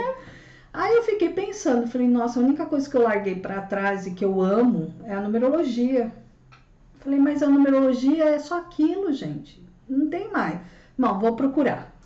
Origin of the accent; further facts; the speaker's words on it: São Paulo, Brazil; Sou, sou nascida aqui em São Paulo, né? Cresci aqui.